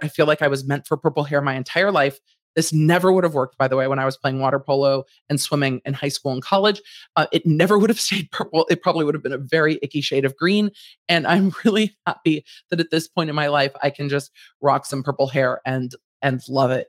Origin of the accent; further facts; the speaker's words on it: Los Angeles, California, United States; I grew up in Los Angeles